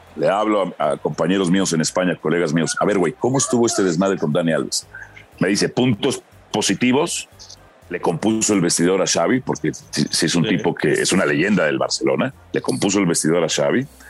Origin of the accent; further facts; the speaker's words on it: Mexico; also born or lived in Guatemala; México. Eh, yo nací en Guatemala por accidente, nada más